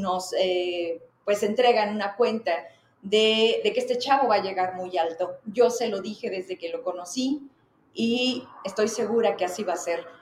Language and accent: Spanish; Zacatecas, Mexico